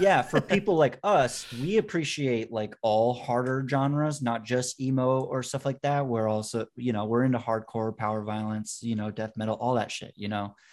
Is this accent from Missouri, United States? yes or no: no; Vermont, United States; born or raised there